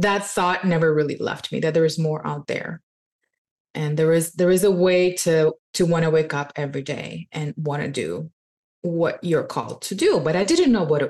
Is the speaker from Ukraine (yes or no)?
yes; Ukraine; also born or lived in Canada; now in Mexico; I was born in Ukraine